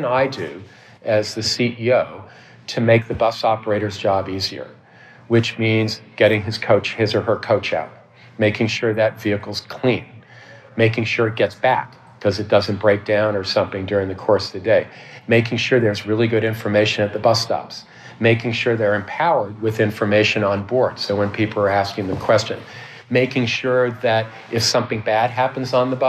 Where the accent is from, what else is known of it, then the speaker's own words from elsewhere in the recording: New York, United States; moved away as an adult; now in Vancouver, Canada; I'm from New York originally